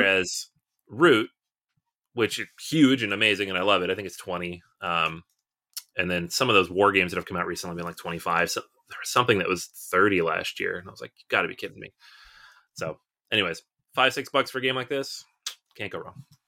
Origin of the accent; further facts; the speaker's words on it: United States; we're American